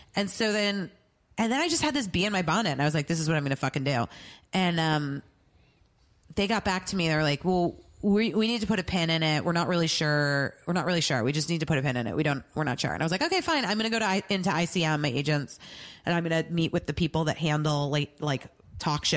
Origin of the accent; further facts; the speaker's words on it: Arizona, United States; I'm from Arizona